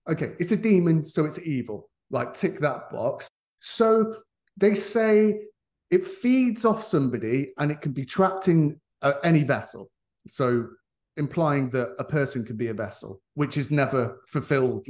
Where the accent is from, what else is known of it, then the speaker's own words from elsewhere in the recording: Leicester, East Midlands, United Kingdom; my personal experience of growing up in Leicester